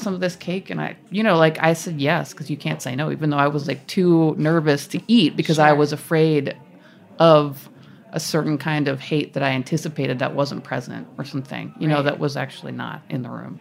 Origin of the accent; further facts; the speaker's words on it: Massachusetts, United States; I'm from Massachusetts